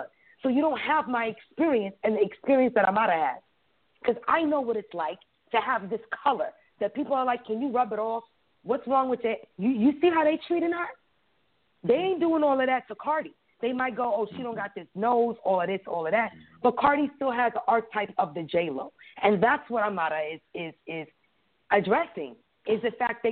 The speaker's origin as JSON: {"language": "English", "town": "Brooklyn", "region": "New York", "country": "United States", "tie": "born or raised there", "said": "I was raised in Brooklyn and not in Panama"}